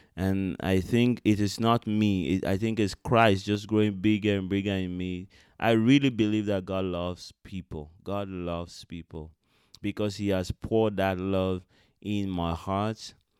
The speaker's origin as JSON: {"language": "English", "town": "Benin City", "region": "Edo", "country": "Nigeria", "tie": "born or raised there", "said": "I was born in Benin City, Nigeria"}